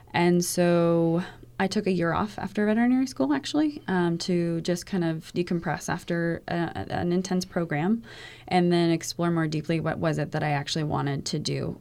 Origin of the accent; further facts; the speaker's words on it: Sarasota, Florida, United States; growing up in Sarasota